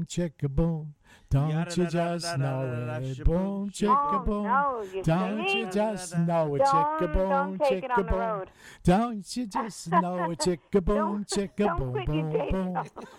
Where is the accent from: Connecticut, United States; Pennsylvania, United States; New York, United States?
New York, United States; New York City; We're from the Bronx.